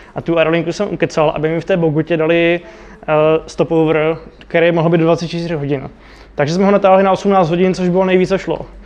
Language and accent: Czech; Czechia; jsem Čech